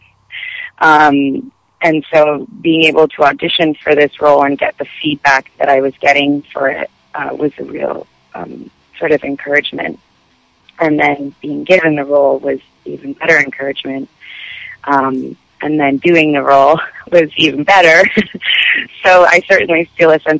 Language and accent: English; Montreal, Quebec, Canada; also born or lived in Los Angeles, United States; And I'm from Montreal, so French is my second language